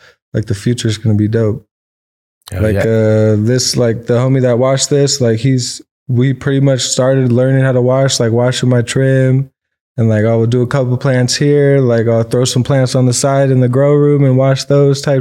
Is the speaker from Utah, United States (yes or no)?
no; Orange County, California, United States; I grew up out here in Orange County originally. I was born in, like, Lakeview, Kaiser, right there by Anaheim